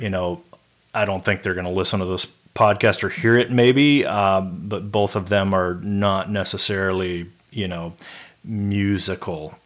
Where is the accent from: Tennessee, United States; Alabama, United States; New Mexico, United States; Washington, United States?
Tennessee, United States; Memphis; also born or lived in California; moved to Memphis, Tennessee